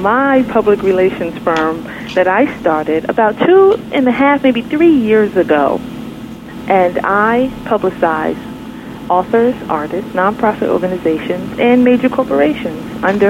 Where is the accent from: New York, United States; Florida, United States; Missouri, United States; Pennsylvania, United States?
New York, United States; New York City; also born or lived in Brooklyn, New York; Well, actually, I am a Queens girl. I was born and raised in Queens, New York, and about 6 years ago, I moved to Brooklyn, New York